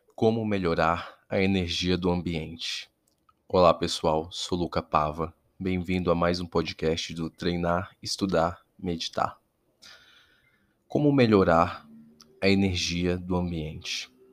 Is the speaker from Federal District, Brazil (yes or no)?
yes; Brasília, Federal District, Brazil; eu sou aqui de Brasília